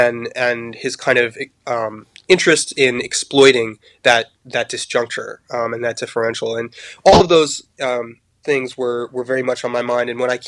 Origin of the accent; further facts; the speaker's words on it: Paris, Île-de-France, France; also born or lived in United States; although I'm American, I grew up abroad. My parents were journalists, and we moved to Paris when I was quite young. I was about 8 years old.